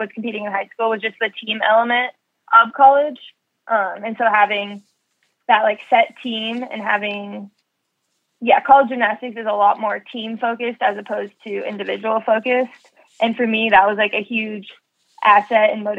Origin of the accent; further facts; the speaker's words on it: Ames, Iowa, United States; moved away as an adult; also born or lived in Nebraska; I loved growing up in Ames